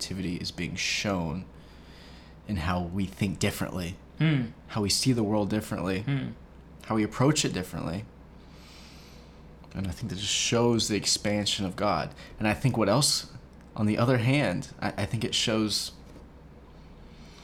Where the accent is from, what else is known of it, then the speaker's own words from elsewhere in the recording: United States; we are American people